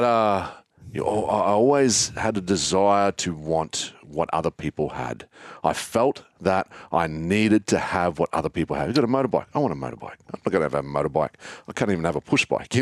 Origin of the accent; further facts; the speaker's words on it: Australia; I grew up in the Tablelands